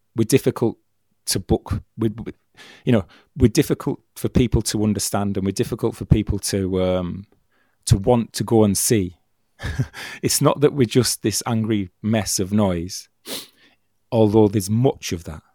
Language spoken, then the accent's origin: English; Stockton-on-Tees, North East England, United Kingdom; Stockton, which is my hometown